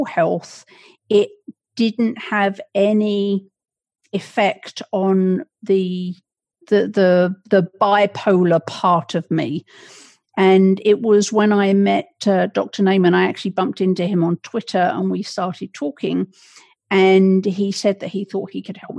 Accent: England, United Kingdom; now in Connecticut, United States; I was raised in England

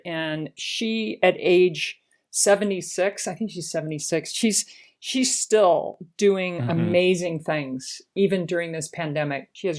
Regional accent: Baltimore, Maryland, United States; Yes. I was a July 4th baby born at Johns Hopkins Hospital in 1962. … my parents, and Baltimore is still a big part of who I am.

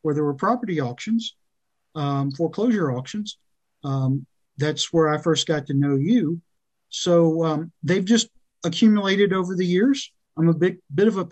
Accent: South Louisiana, United States; also born or lived in Austin, Texas / Arkansas; now in Hot Springs Village, United States; I was born in Texas, raised in South Louisiana

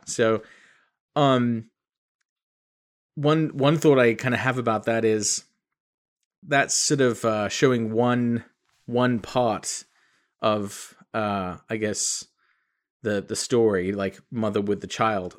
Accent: England, United Kingdom; now in United States; I was born in England.

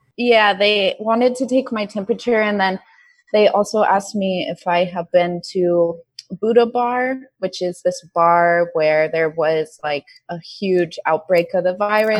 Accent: United States; moved away as an adult; now in Vietnam; I'm from America

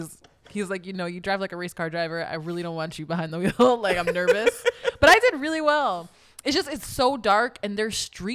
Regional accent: United States; I'm an American citizen

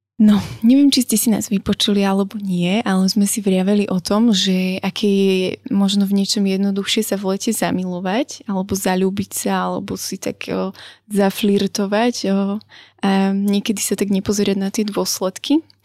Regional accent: Brezno, Banská Bystrica Region, Slovakia; ja som vlastne z Briezna

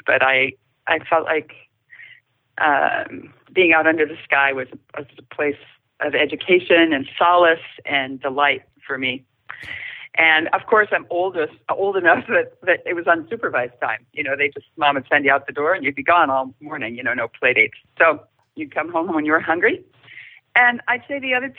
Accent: Stillwater, Minnesota, United States; I grew up in Stillwater, Minnesota, just a little bit east of here.

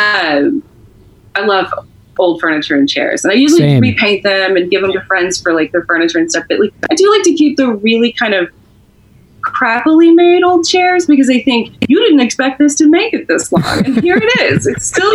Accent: Texas, United States; I'm from Texas

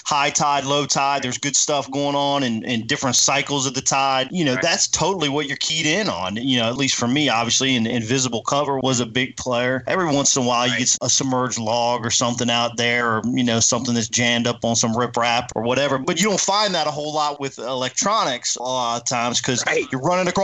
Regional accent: United States; now in Lake Amistad, United States; I grew up on the Potomac River. Then I moved the opposite way

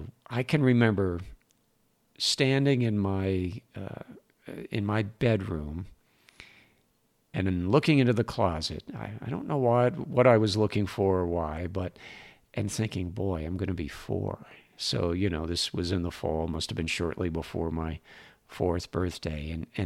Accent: Rahway, New Jersey, United States; also born or lived in North Carolina; Now, I was born in North Carolina. My dad was doing a hitch at Fort Bragg. He was in the Army. And when I was three, he finished up, and my mom and dad moved back to New Jersey.

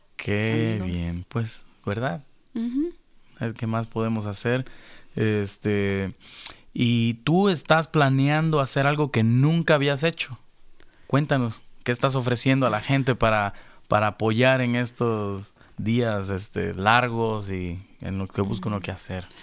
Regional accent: Veracruz, Mexico; now in Los Angeles, United States

